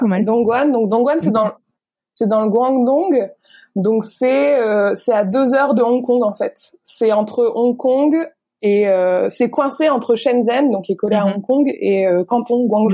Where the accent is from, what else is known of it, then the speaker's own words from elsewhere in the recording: the Nord, near Lille, Hauts-de-France, France; moved away as an adult; also born or lived in China; now in Vietnam; dans le Nord, je viens du Nord, de pourquoi à côté de Lille